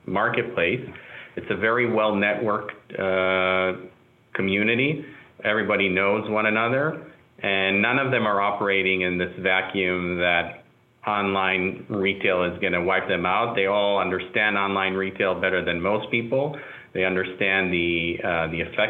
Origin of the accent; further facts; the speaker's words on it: Israel; moved away; I'm also an immigrant in a sense. I'm originally from Israel